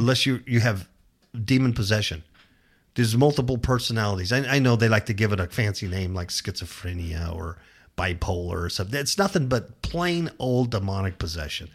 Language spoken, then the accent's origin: English; Southern California, United States; moved away as an adult; now in Nevada, United States; I come from California. Southern California. I was born and raised there